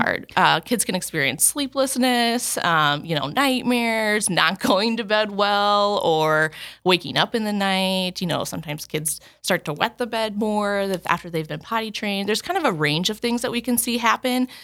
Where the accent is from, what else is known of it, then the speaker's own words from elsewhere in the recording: Chandler, Arizona, United States; now in Sioux Falls, United States; I'm originally from Chandler.